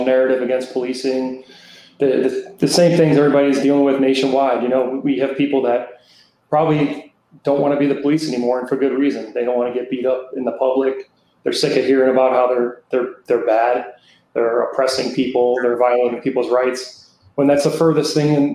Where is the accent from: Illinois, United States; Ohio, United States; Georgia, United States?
Illinois, United States; Chicago; now in South Florida, United States; I grew up in Chicago